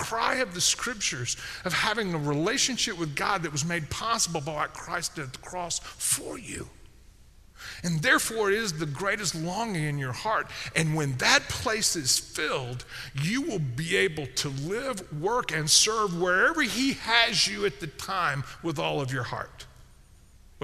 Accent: Memphis, Tennessee, United States; I grew up in Memphis

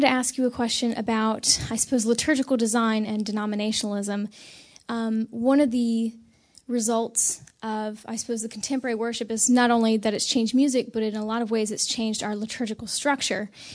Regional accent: Selma, North Carolina, United States; I'm from Selma, North Carolina, which is about an hour south of here.

